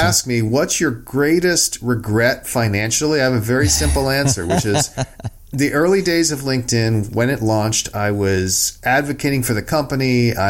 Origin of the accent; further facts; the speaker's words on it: Southern California, United States; also born or lived in Silicon Valley, California; where I came from is originally I grew up in Southern California and then came up to Northern California, Silicon Valley, to go to school at Stanford.